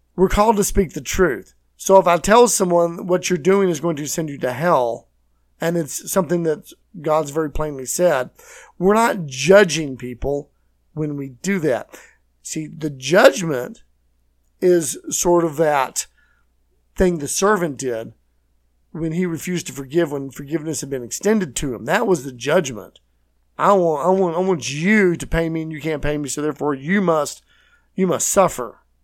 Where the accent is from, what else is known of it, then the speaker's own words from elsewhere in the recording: Texas, United States; I'm from Texas.